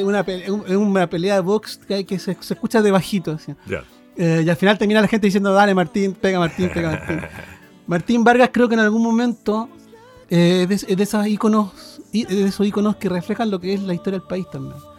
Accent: Santiago, Santiago Metropolitan Region, Chile; vivíamos en Santiago, yo nací en Santiago, de hecho

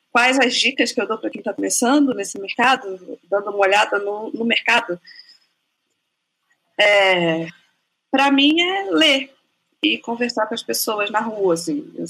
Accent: Rondônia, Brazil; moved away; porque eu sou rondoniense. Então, quando eu morava em Rondônia, era tipo outra, outra história, assim, outra vida, né?

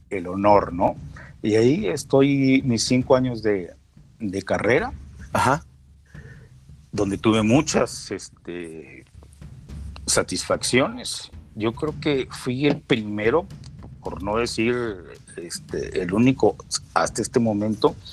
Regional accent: Gómez Palacio, Durango, Mexico; es un lagunero nacido en la parte de Durango, porque tenemos siempre que acotar Durango o Coahuila

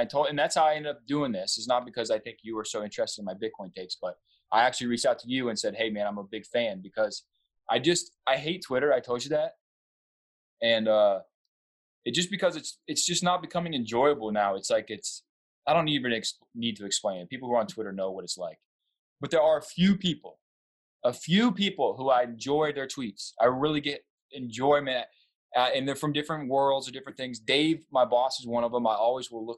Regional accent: the South, United States; I'm from the South

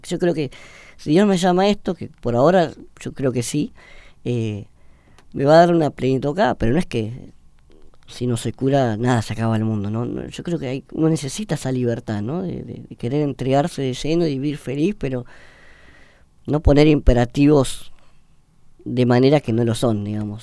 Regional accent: Buenos Aires, Argentina; also born or lived in San Isidro; Nacimos en Belgrano, después eh, nos mudamos para el lado de San Isidro, pero yo hice mi vida acá en Buenos Aires

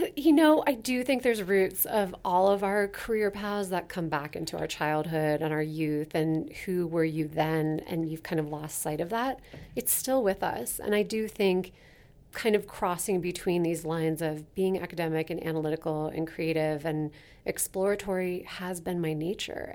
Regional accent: Basalt, Colorado, United States; now in Denver, United States; grew up in the western slope in a little town called Basalt, Colorado

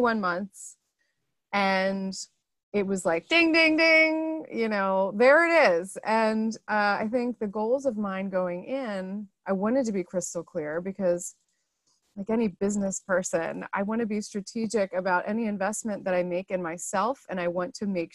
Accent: Philadelphia, Pennsylvania, United States; my hometown in the Philadelphia area

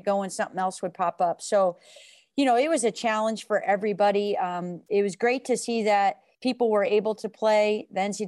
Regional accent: West Coast, United States; moved away as an adult; now in Ann Arbor, United States; I'm from the West Coast, born and raised

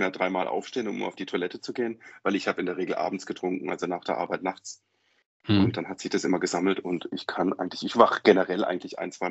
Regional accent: Freiburg, Baden-Württemberg, Germany; born there; now in Stuttgart, Germany; ich bin 44 Jahre alt, wohne seit zehn Jahren in Stuttgart und bin gebürtig aus der Ecke Freiburg. Vielleicht hört man es dann ein bisschen am Schwätzen, so Mischmasch von den mhm. Dialekten.

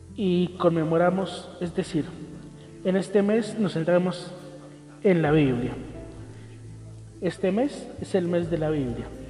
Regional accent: Colombia; nosotros como colombianos

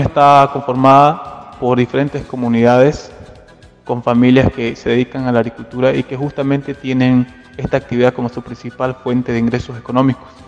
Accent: Norte Integrado, Santa Cruz, Bolivia; soy del departamento de Santa Cruz, específicamente de la zona del norte integrado

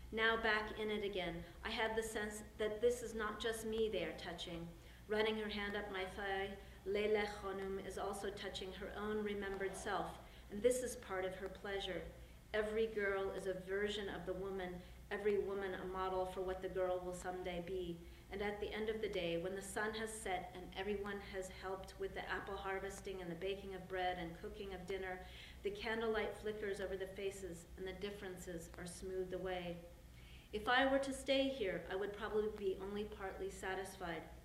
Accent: California, United States; I'm from California where we have lots of pomegranates

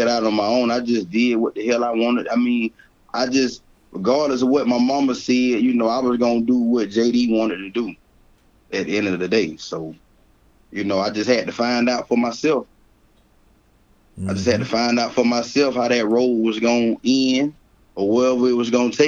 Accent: Columbia, South Carolina, United States; I am from Columbia, South Carolina, the northeast side of Columbia, South Carolina

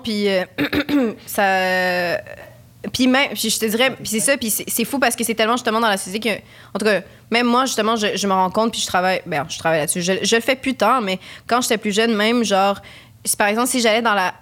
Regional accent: Quebec, Canada; je suis québécoise d'origine chilienne

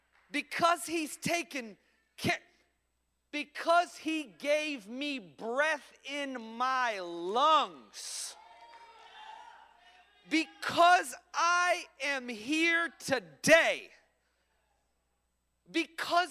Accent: Orlando, Florida, United States; moved away as an adult; also born or lived in Ormond Beach, Florida; now in Philadelphia, United States; I'm originally from Orlando, Florida. I live in Philadelphia, Pennsylvania.

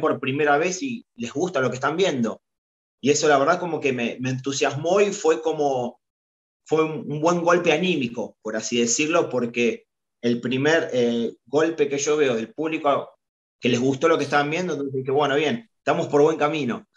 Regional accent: Argentina; representando a Boca, a Boca Junior y a la selección argentina eh, en mi país

